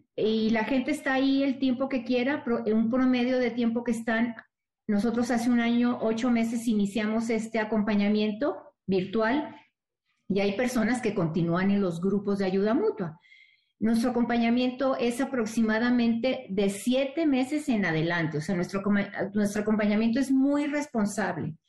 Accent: Monterrey, Nuevo León, Mexico; Yo soy de Monterrey

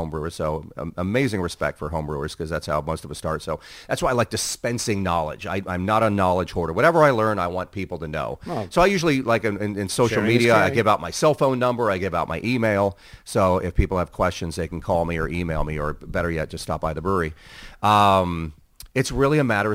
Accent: Southern California, United States; I'm from Southern California

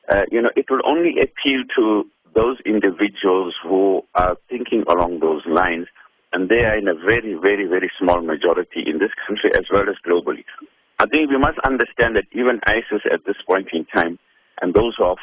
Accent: South Africa; as South African citizens and as Muslims

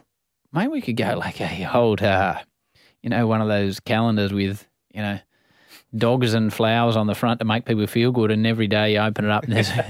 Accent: Australia; When I grew up in Australia

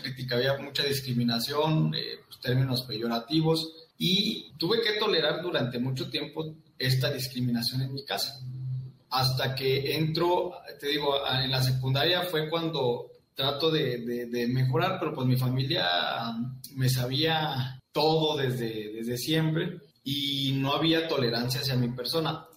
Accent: Saltillo, Coahuila, Mexico; yo soy originario de Santillo, Coahuila

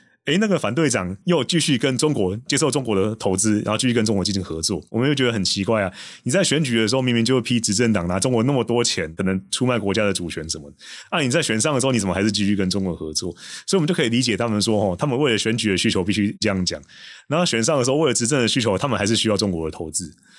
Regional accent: Taiwan; 作为一个台湾人，就是对于立陶宛这么义薄云天的举动，我真的是深表感激

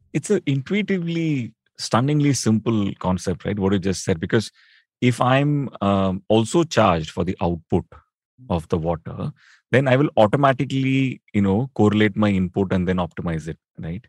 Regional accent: Chennai, Tamil Nadu, India; now in Delhi, India; I grew up in Chennai

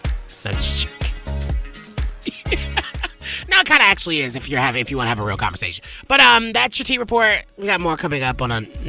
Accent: the South, United States; I'm from the South, right?

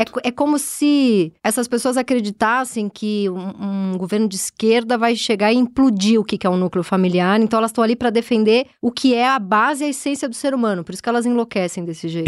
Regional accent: São Paulo, Brazil; E eu nasci no Tatuapé

